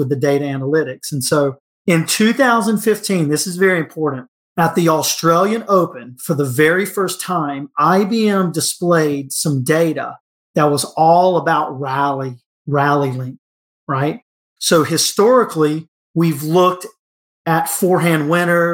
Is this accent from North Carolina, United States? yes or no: yes; Cary, North Carolina, United States; Cary, North Carolina, which is my hometown